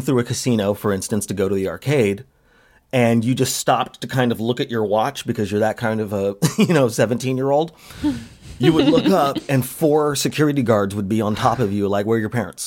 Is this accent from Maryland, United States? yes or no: no; Las Vegas, Nevada, United States; moved away; I grew up in Vegas in the 90s